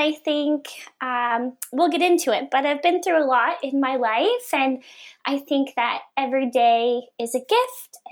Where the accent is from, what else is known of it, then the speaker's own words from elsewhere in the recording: Sydney Mines, Nova Scotia, Canada; moved away as an adult; also born or lived in Halifax; I grew up in Cape Breton in a, you know, tiny little town of Sydney Mines